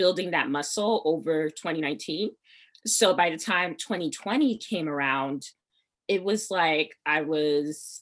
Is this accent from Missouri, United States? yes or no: no; Piscataway, New Jersey, United States; also born or lived in Nigeria (ancestry); I'm from Jersey